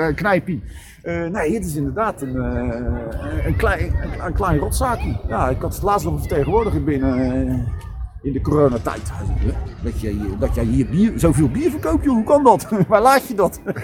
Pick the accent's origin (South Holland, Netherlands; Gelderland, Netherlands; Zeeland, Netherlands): South Holland, Netherlands; Rotterdam; also born or lived in Schiedam; als Rotterdammer van Zuid